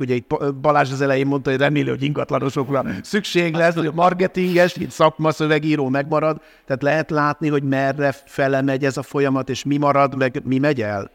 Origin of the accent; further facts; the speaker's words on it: Budapest, Hungary; én Óbudán voltam gyerek